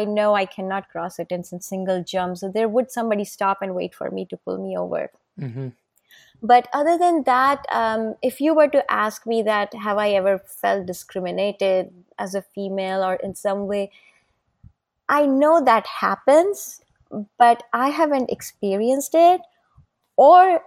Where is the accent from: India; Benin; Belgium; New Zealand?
India; moved away; I'm an Indian, I was born and brought up in India.